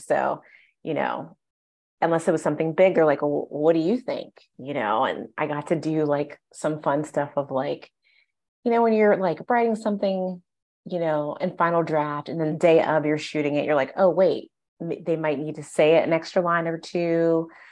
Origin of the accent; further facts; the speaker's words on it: Ohio, United States; moved away as an adult; now in Los Angeles, United States; I'm from the Midwest. I'm from Ohio.